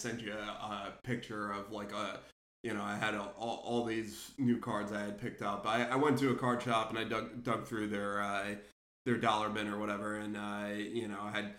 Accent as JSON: {"language": "English", "region": "New Jersey", "country": "United States", "moved": "yes", "said": "we're both from North Jersey originally"}